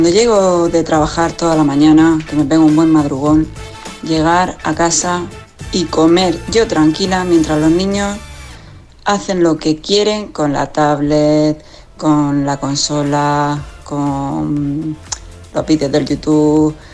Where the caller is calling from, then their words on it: Barcelona, Catalonia, Spain; de Barcelona